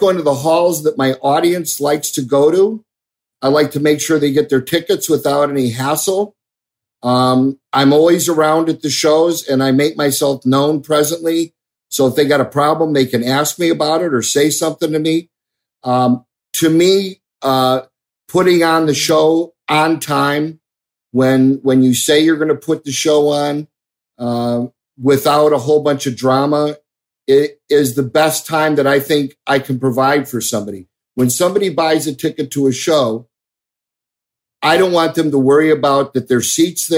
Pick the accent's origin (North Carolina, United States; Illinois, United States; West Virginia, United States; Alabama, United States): Illinois, United States; Chicago; moved away as an adult; also born or lived in Phoenix; growing up in Chicago in the late 60s, early 70s